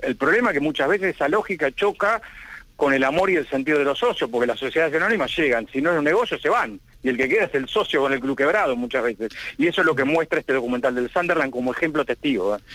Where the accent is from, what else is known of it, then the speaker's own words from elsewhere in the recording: Argentina; nosotros como argentinos